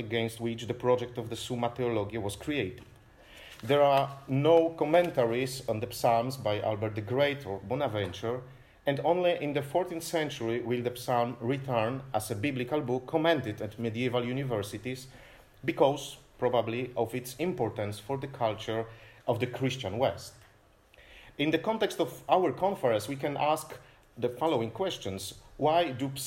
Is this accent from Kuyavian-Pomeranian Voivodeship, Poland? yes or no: yes; Toruń, Kuyavian-Pomeranian Voivodeship, Poland; I'm from Torun, so the birthplace of Nicolaus Copernicus